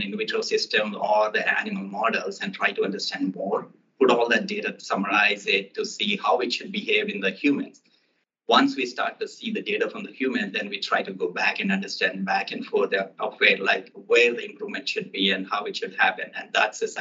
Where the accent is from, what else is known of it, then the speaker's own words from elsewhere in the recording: Hanamkonda, Telangana, India; now in Boston, United States; my hometown, Hanumkunda, where my birthplace.